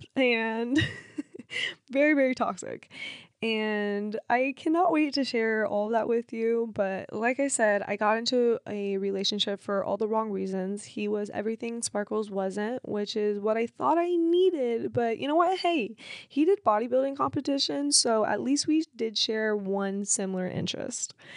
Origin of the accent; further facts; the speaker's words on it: Cincinnati, Ohio, United States; I was born in Cincinnati, Ohio